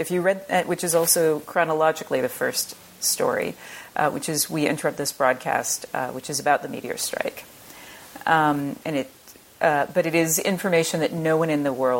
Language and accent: English; Southern United States, United States; I am from the South, and I almost never see in mainstream media a Southern woman in the sciences.